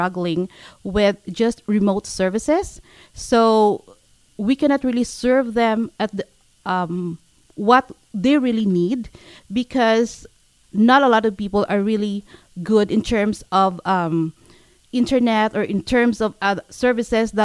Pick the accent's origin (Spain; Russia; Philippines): Philippines; now in Canada; I came from the Philippines.